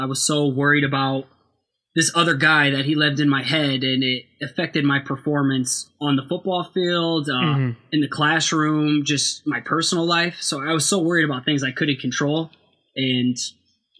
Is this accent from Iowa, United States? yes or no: yes; Waterloo, Iowa, United States; now in Cedar Falls, United States; I am from Waterloo, Iowa. I currently live in Cedar Falls.